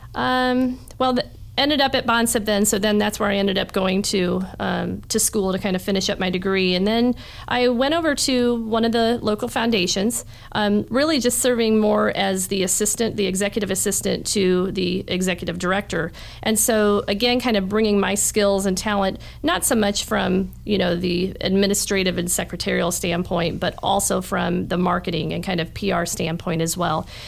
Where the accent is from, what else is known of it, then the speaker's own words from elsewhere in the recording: New Haven, Indiana, United States; also born or lived in Fort Wayne, Indiana; I grew up in New Haven. Uh, went to New Haven High School and okay. have for the most part, been a Fort Wayne resident, um, Allen County resident, my entire life